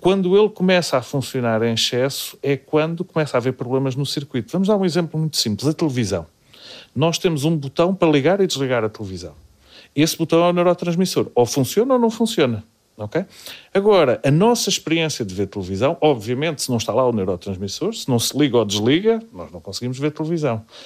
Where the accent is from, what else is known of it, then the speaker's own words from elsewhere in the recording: Lisbon, Portugal; moved away as an adult; also born or lived in Cambridge, England; now in Coimbra, Portugal; Sou de Lisboa.